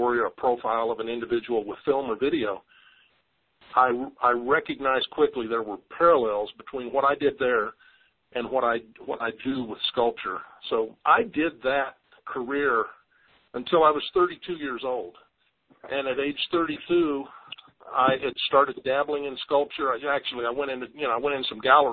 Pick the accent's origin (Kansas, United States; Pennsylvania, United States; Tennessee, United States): Kansas, United States; moved away as an adult; now in Colorado, United States; A kid growing up in Kansas always wanted to live in the Rocky Mountains.